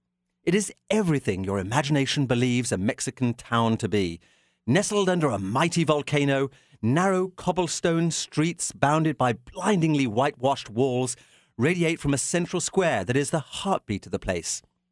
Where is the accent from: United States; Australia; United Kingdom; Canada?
Canada; I'm proud of it as a Canadian